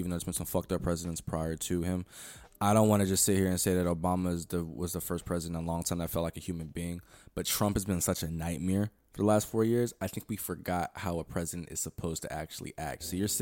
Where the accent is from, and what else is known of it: United States